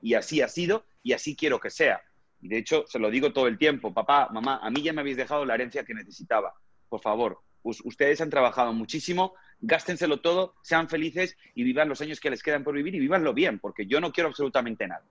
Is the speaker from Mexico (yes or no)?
no; Spain; moved away as an adult; now in United States; desde mi país natal, desde España, a llegar aquí a Estados Unidos